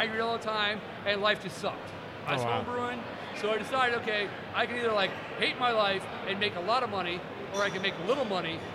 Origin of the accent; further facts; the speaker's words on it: Northern Indiana, United States; moved away as an adult; also born or lived in Kentucky / Bloomington, Indiana; now in Long Island, United States; I grew up in Northern Indiana.